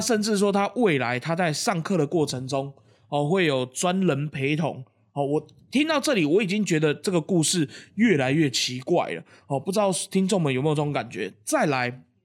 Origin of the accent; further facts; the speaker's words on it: Taiwan; 二十九岁就是我们，就是台湾人在讲的三十